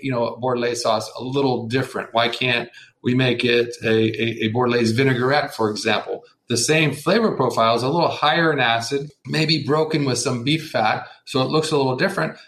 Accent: United States; being an American

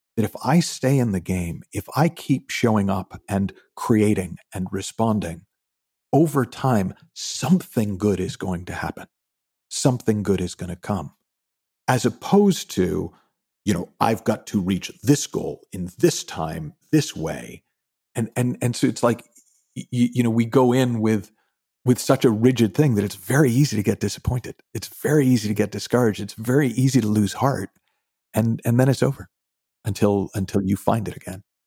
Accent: Shrewsbury, Massachusetts, United States; also born or lived in Texas / London; now in Los Angeles, United States; I grew up originally, uh, uh, about an hour outside of Boston in a town called Shrewsbury

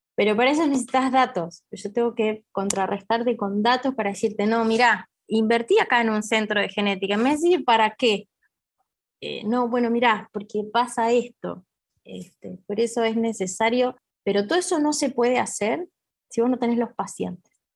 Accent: Argentina; acá en mi país

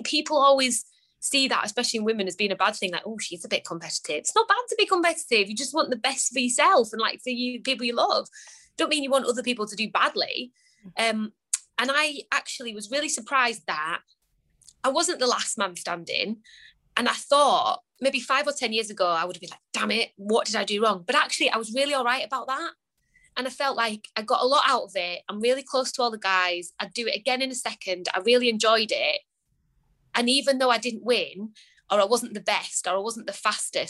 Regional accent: Lake District, North West England, United Kingdom; I grew up in the Lake District

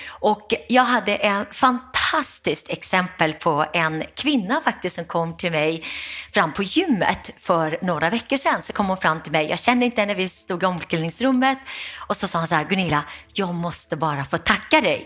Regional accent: Gothenburg, Västra Götaland, Sweden; efter en lång resa hamnade vi i Göteborg, miljonprogram Programmets Göteborg, arbetarkvarter, Västra Frölunda. Och där växte jag upp.

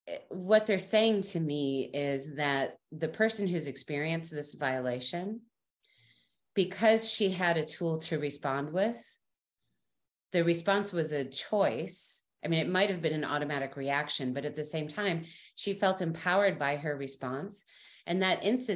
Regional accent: United States; as an American woman

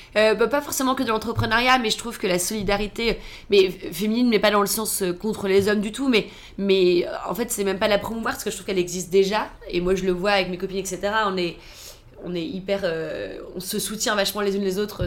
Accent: Toulouse, Occitania, France; moved away as an adult; also born or lived in United States; now in Paris, France; je viens de Toulouse, et quand je suis arrivée à Paris

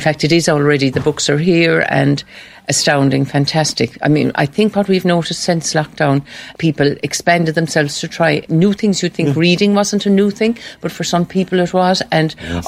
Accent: Macroom, Munster, Ireland; I'm from Macroom

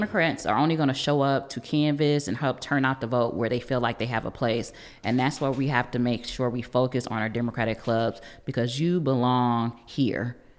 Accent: Cleveland, Ohio, United States; born and raised in Cleveland.

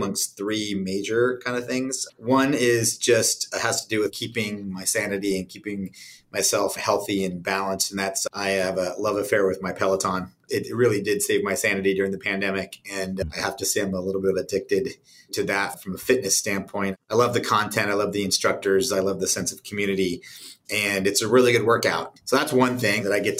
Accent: San Diego, California, United States; moved away as an adult; I was born and raised in San Diego and came back in 1997 and really enjoy living here

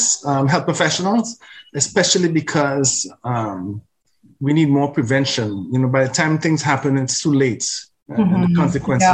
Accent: Trinidad & Tobago; now in Canada; My Black identity is grounded in Africa, in Africa's river valley civilizations, the Nile especially, and is matured and nurtured by the culture of Trinidad and Tobago

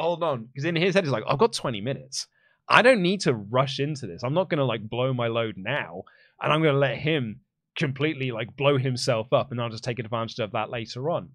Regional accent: England, United Kingdom; accent: English; my English accent

